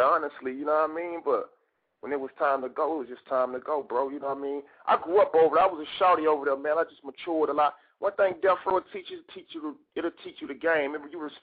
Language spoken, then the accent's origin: English; the South, United States; now in West Coast, United States; I'm from the South. I rep both the South and the West. I've been on the West so long, though